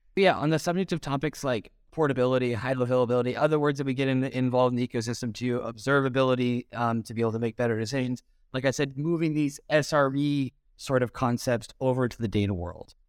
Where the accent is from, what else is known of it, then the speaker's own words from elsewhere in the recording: United States; moved away as an adult; an American who's been living outside the U S for a while